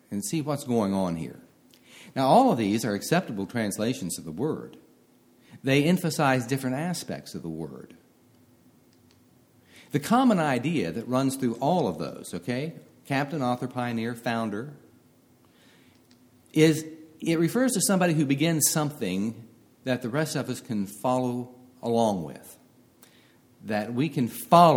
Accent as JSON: {"language": "English", "town": "Marietta", "region": "Ohio", "country": "United States", "tie": "born or raised there", "lives_now": "Westerville, United States", "said": "I grew up in Marietta, Ohio"}